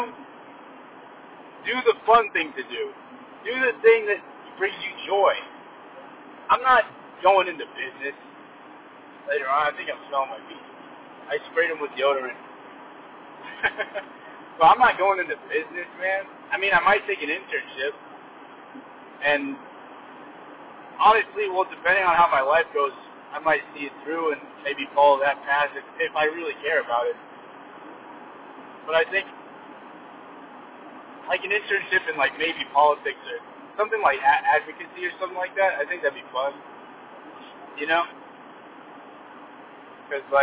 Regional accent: California, United States; I'm from California

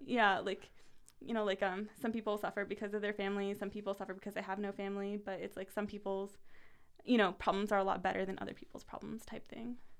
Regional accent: United States; also born or lived in Paris, France; I'm American

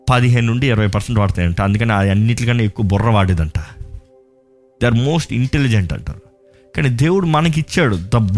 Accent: Balabhadrapuram, Andhra Pradesh, India; born there; నేను పుట్టింది అక్కడ బలభద్రపురం

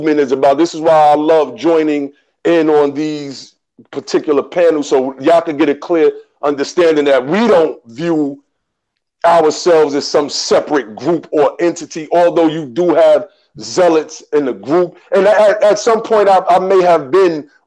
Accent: New York, United States; I grew up in New York around a bunch of Jamaicans as well

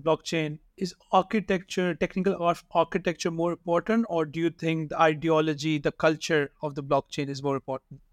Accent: Pakistan; I'm from Pakistan

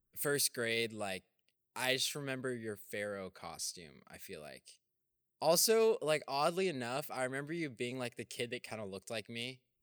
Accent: Texas, United States; being a Texan

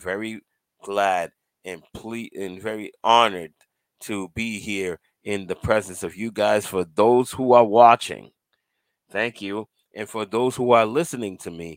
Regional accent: Cambridge, Massachusetts, United States; I was born in Cambridge, Massachusetts

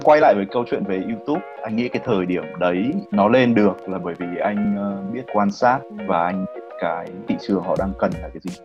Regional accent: Hanoi, Vietnam; anh được sinh ra và lớn lên ở Hà Nội

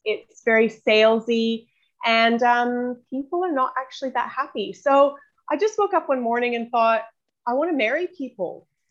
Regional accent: Canada; moved away as an adult; also born or lived in New Zealand; now in Australia; I'm originally from New Zealand, but grew up in Canada and I've uh, been in Australia now for 14 years

